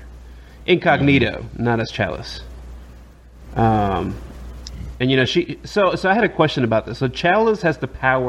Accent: New York City, New York, United States; I grew up in the Bronx in New York

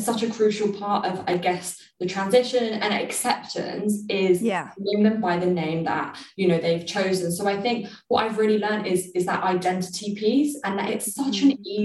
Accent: London, United Kingdom; me growing up in London

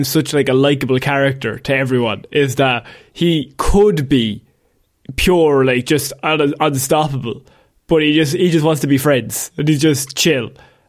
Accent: Ireland; As two Irish men, we gotta respect it.

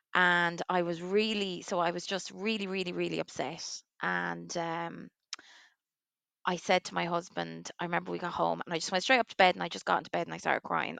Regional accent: Waterford, Munster, Ireland; now in Leixlip, Ireland; I'm from Waterford.

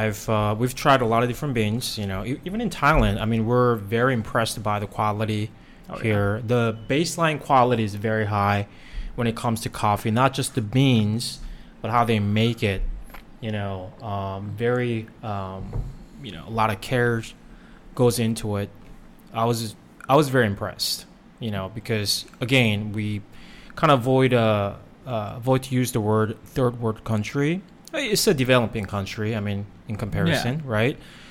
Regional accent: South Korea; moved away; I was born and raised in Korea

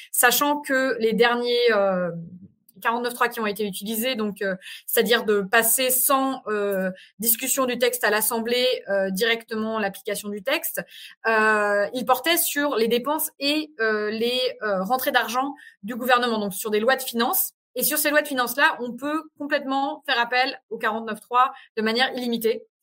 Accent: France; c'est pour ça que ce genre de 49.3 nous impacte directement en tant que Français et Françaises de l'étranger.

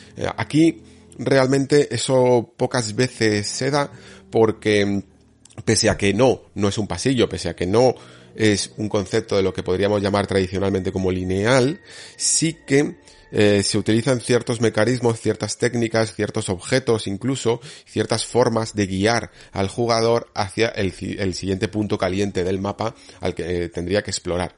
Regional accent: Spain

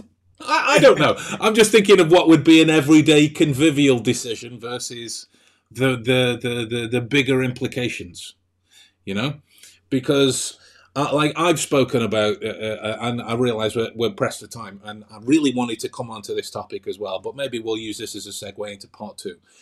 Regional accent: England, United Kingdom; I'm English, so my, my kind of default nature is it sounds like sarcasm or cynicism

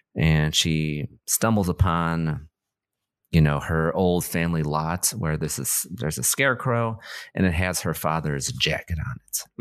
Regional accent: United States; as an American

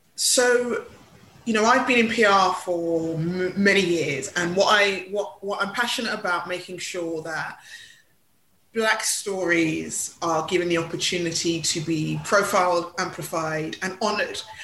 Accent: London, United Kingdom; I was born in Hackney

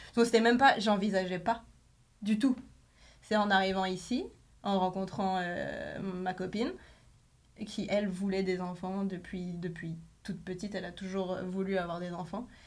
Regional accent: France; moved away as an adult; now in Quebec, Canada; je venais de France, enfin je viens de France

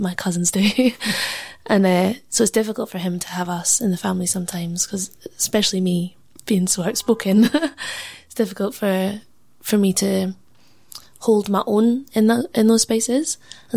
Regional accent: Edinburgh, Scotland, United Kingdom; being Punjabi and growing up in Leith

